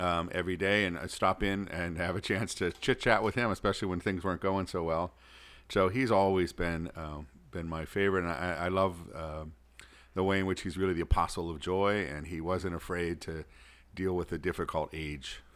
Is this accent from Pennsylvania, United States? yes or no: yes; Pittsburgh, Pennsylvania, United States; moved away as an adult; also born or lived in Rome; now in St. Paul, United States; I'm originally from Pittsburgh